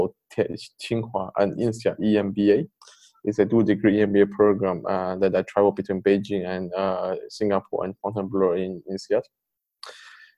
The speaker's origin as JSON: {"language": "English", "country": "Poland", "tie": "born or raised there", "also_born_or_lived": "Taiwan / Canada", "said": "I grew up in Poland"}